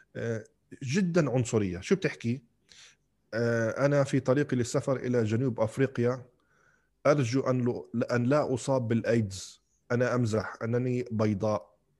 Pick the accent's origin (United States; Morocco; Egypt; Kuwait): Kuwait; moved away as an adult; also born or lived in Algeria; انولدت وعشت بالكويت بعدين لما رحت على الجامعه رحت على الجزائر